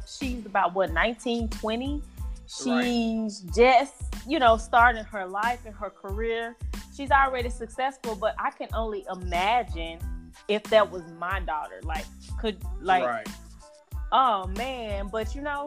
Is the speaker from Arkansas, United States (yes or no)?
yes; Helena-West Helena, Arkansas, United States; also born or lived in Memphis, Tennessee / St. Louis, Missouri; I'm from a really, really, really extremely small town called Helena, Arkansas. Helena, West Helena, Arkansas, small town, USA